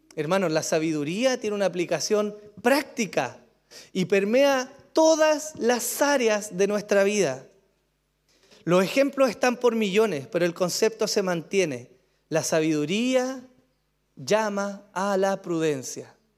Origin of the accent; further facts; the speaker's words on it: Chile; pero somos chilenos, hermano, en su mayoría